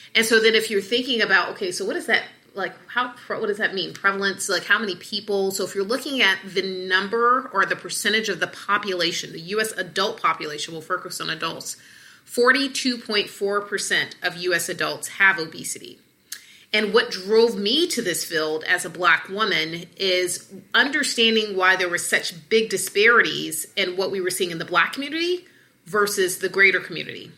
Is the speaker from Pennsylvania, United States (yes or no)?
no; Atlanta, Georgia, United States; And I'm from the South. I'm from Atlanta